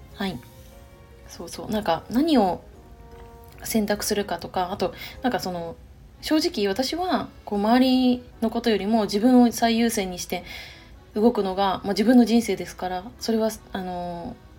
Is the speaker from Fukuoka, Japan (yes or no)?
no; Chiba, Japan; moved away as an adult; now in Nagoya, Japan; 私の地元は千葉県になるんですけども